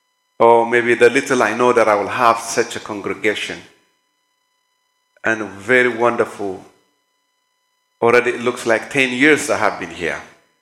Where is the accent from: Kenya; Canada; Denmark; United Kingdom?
Kenya; moved away as an adult; now in United States; Honestly, since I came from Kenya to the state, it's 5 weeks.